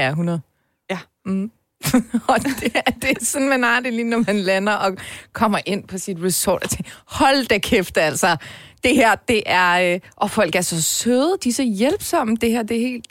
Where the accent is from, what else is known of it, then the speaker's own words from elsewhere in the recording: Denmark; jeg er også født og opvokset. Altså det, jeg føler, at Danmark er mit hjemland.